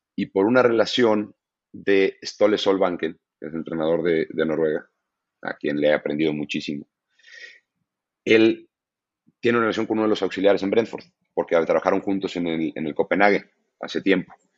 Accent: Mexico; moved away

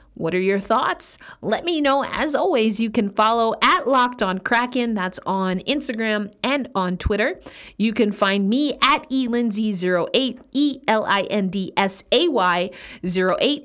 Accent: New York, United States; I am a New Yorker

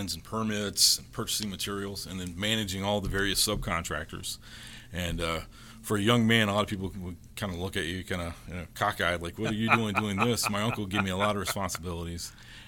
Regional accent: Fayetteville, North Carolina, United States; also born or lived in Fort Campbell, Kentucky; I grew up as an Army brat. I was born in Fort Campbell, Kentucky, and I grew up in Fort Bragg, which is Fayetteville, North Carolina.

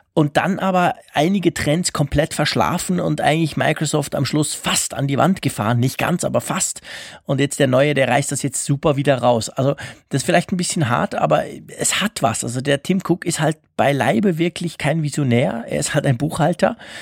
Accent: Switzerland; bei uns in der Schweiz

